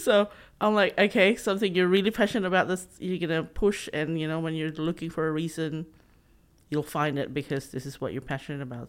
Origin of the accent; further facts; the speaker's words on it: Philippines; English is a second language; moved away as an adult; also born or lived in Sydney, Australia; now in Australia; So I grew up, um, talking in my dialect, and then I had to talk in the national language in Tagalog in the Philippines, and then English